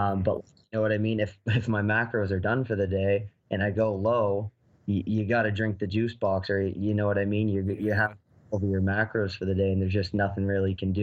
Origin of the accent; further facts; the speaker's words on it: Halifax, Nova Scotia, Canada; my hometown here where I'm from in Halifax.